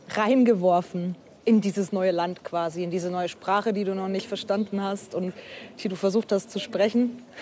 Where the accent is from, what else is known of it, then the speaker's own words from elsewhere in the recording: Würzburg, Bavaria, Germany; Ich bin in Würzburg aufgewachsen. Ich würde das auch tatsächlich als meine Heimat bezeichnen, meine Heimatstadt.